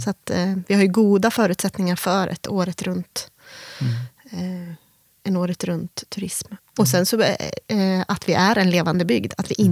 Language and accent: Swedish; Järvsö, Gävleborg County, Sweden; also born or lived in Korsjö; Jag är född och uppvuxen här i Järvsö